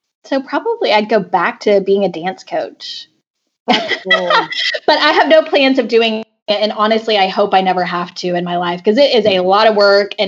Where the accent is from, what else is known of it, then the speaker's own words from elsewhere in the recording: Argyle, Texas, United States; moved to my hometown and started coaching at Liberty Christian School in Argyle, Texas